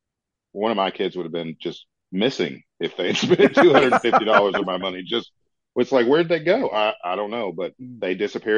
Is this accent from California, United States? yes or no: no; Kentucky, United States; I've lived in Kentucky my entire life and they're weird about everything.